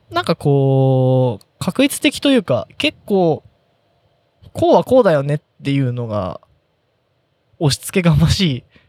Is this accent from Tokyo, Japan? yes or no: no; Yokohama, Kanagawa, Japan; 横浜から来ましたみたいな